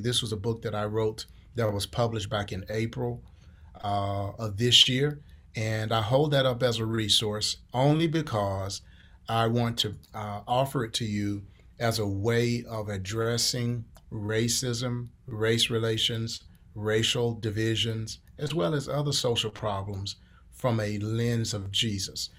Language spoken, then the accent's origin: English; Columbia, Mississippi, United States; moved away as an adult; also born or lived in Houston, Texas; now in Wichita, United States; I grew up in, in southern Mississippi